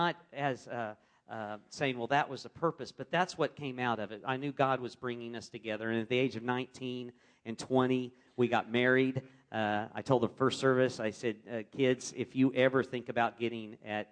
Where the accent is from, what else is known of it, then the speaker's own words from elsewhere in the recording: Wichita, Kansas, United States; I grew up in Wichita, Kansas, in a loving Christian home.